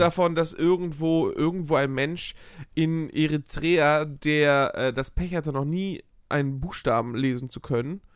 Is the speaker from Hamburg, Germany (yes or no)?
yes; Hamburg, Germany; ich als Hamburger Jung